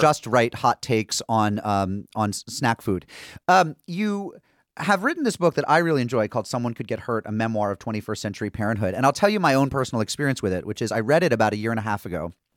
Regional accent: small town New England, United States; I'm from small town New England.

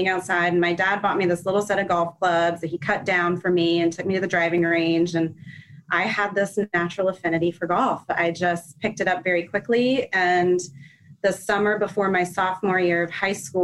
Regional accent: Orlando, Florida, United States; also born or lived in Gainesville, Florida; We moved to Orlando when I was 8 years old. So I consider myself an Orlando native

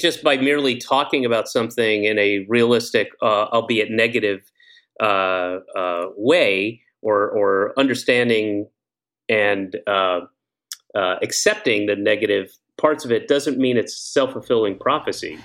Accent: Georgia, United States; moved away; I grew up in Georgia, but I lived all over the place

